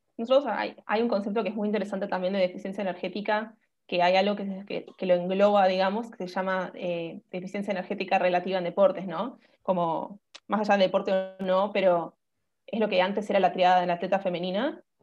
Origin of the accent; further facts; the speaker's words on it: Buenos Aires, Argentina; soy de Buenos Aires, Argentina. Em, así que nada, estoy viviendo acá desde que nací